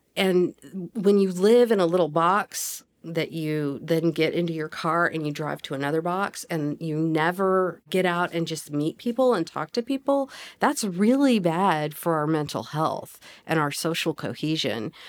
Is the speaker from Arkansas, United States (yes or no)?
yes; Fayetteville, Arkansas, United States; I consider myself a na-, native Fayettevillean, but I've kinda moved around. We lived in various places in Northwest Arkansas when I was growing up